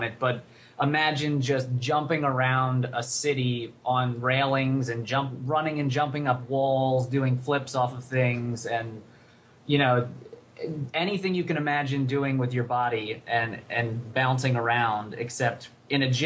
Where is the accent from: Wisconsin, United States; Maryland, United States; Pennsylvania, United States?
Pennsylvania, United States; Reading; moved away as an adult; also born or lived in Rochester; I grew up in outside of Philadelphia, a place called Reading, Pennsylvania